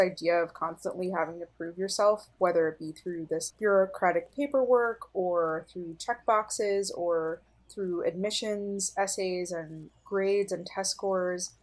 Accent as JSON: {"language": "English", "region": "New Jersey", "country": "United States", "tie": "born or raised there", "said": "I was born and raised in New Jersey."}